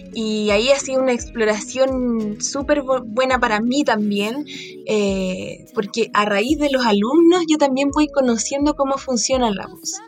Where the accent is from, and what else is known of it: Chile